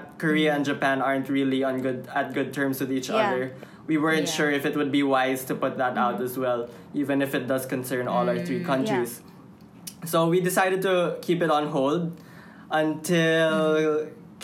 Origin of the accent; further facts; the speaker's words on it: Philippines; I'm a Filipino